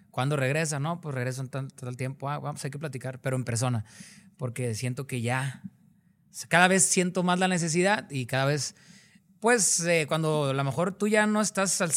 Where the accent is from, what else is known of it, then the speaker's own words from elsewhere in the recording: Mazatlán, Sinaloa, Mexico; moved away; súmale que mi manera de hablar y de expresarme era muy diferente a la de ah, ellos. porque en Mazatlán, en Sinaloa, tienen unas palabras y unas costumbres muy diferentes a, otros lugares.